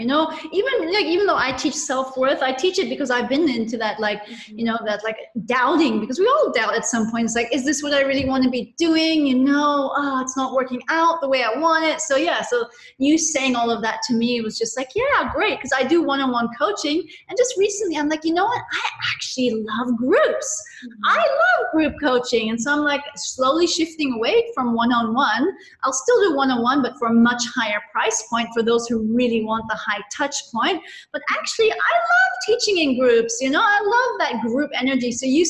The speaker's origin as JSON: {"language": "English", "country": "India", "tie": "born or raised there", "also_born_or_lived": "Nepal / Hong Kong / London", "said": "So I grew up in Nepal and India, and when I was, and then I had 5 years in Hong Kong between ages 12, 11 and 16. And then at 16, I went back to boarding school in India."}